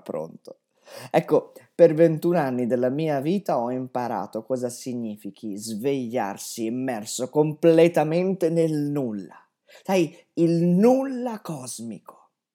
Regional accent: Vigevano, Lombardy, Italy; moved away as an adult; Io sono nato a Vigevano, una ridente cittadina in piena pianura padana

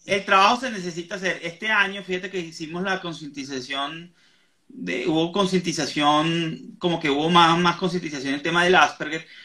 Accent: Venezuela; moved away; Yo que estoy en el exterior, soy venezolano

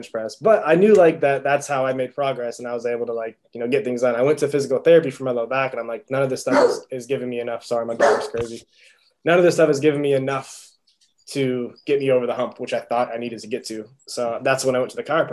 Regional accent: Illinois, United States; moved away as an adult; also born or lived in Atlanta; I wanted to get out of the Midwest. I'm from Illinois originally

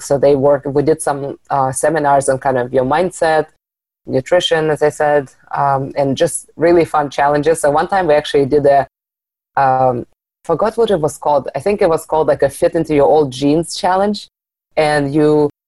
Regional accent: Arizona, United States; moved away; also born or lived in Seattle; I moved back to Arizona from Seattle a couple of years ago

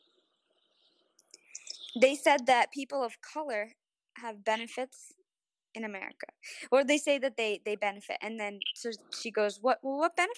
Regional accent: New York, United States; We're from New York.

